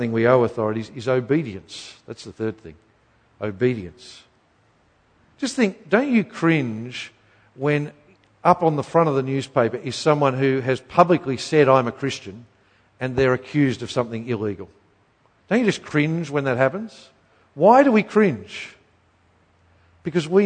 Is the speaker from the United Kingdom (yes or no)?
no; Queensland, Australia; I grew up in Queensland